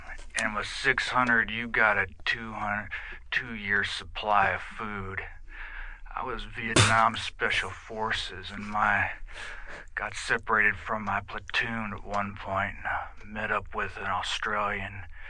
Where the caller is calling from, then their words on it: Oberlin, Ohio, United States; I'm calling from Oberlin, Ohio.